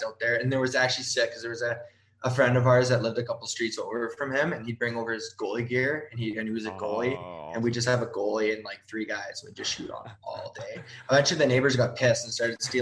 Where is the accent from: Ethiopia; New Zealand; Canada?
Canada; Calgary, Alberta; everything here in Calgary